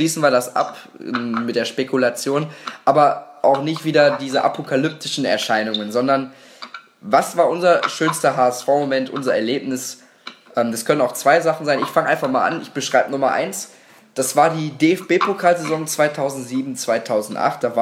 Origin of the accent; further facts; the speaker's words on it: Gelsenkirchen, North Rhine-Westphalia, Germany; Für mich einfach immer wieder emotional gegen Schalke zu spielen, hier aus der Gegend komme ich ja nämlich aus Gelsenkirchen und dann immer sich gegen die ganzen Schalker behaupten zu müssen